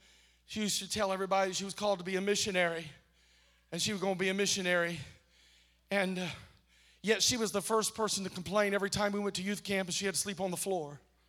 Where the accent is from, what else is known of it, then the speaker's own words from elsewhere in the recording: Kentucky, United States; accent: Eastern Kentucky; And I said to myself in my Eastern Kentucky accent, Lord, I sure is short.